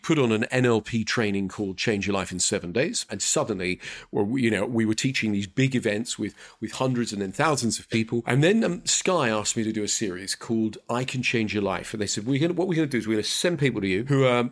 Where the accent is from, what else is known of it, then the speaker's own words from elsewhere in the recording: London, United Kingdom; I am a bloke from North London